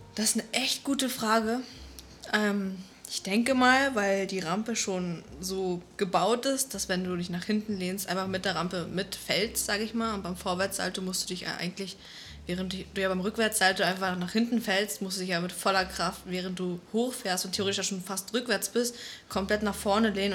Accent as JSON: {"language": "German", "town": "Flensburg", "region": "Schleswig-Holstein", "country": "Germany", "tie": "born or raised there", "moved": "yes", "lives_now": "Berlin, Germany"}